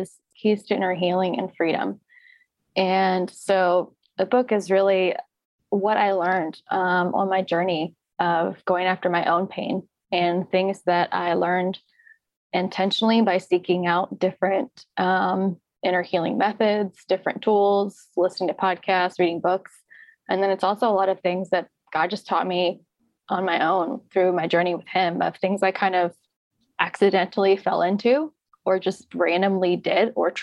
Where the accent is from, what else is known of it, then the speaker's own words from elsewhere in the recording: Louisiana, United States; now in Redding, United States; I'm originally from Louisiana